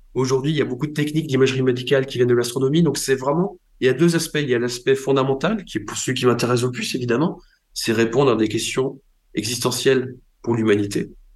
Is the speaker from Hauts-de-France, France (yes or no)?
no; Brittany, France; quand j'ai grandi en Bretagne